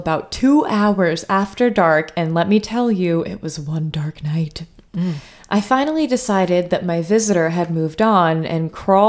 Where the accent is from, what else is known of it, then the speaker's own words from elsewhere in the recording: New Jersey, United States; I spent a lot of time in the Pine Barrens when I was growing up in New Jersey and had my share of strange experiences.